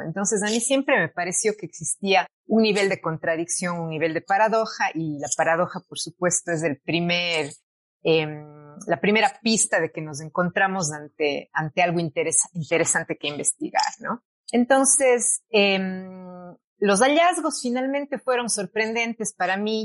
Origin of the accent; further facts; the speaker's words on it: Cuenca, Azuay, Ecuador; also born or lived in England; yo soy de Cuenca, eh, nací en Cuenca, Ecuador, y he vivido prácticamente toda mi vida aquí, a excepción de los cuatro años del doctorado en Inglaterra